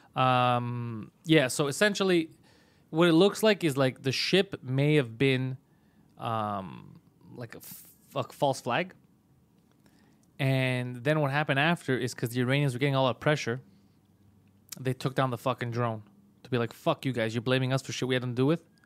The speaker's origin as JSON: {"language": "English", "country": "Canada"}